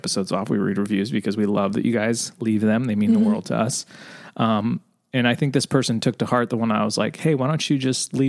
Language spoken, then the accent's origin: English; Alberta, Canada; I'm from Alberta, Canada.